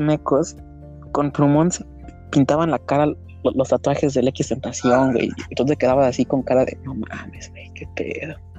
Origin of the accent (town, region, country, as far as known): Mexico